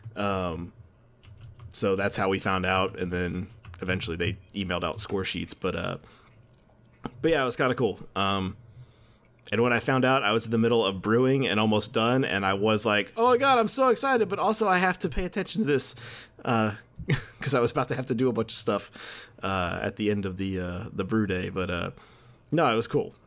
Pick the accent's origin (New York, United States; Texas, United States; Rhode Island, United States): Texas, United States; Dickinson; the city of Dickinson, which is my hometown, uh, just outside of Houston